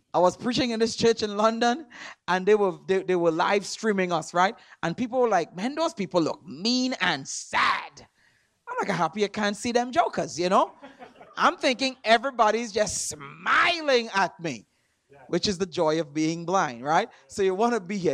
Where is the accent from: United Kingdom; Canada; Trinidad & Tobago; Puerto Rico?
Trinidad & Tobago; moved away; I'm from Trinidad